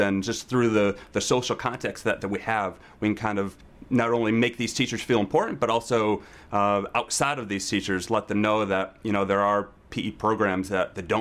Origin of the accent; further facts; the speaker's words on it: Cortland, New York, United States; I am from Cortland, New York.